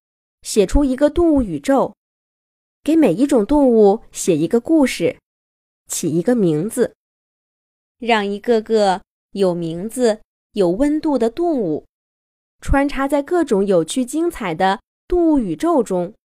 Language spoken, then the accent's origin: Chinese; Liaoning, China; now in Beijing, China; 出生在辽宁，从小就是一个爱胡思乱想的女孩子，非常非常喜欢动物。现在生活在北京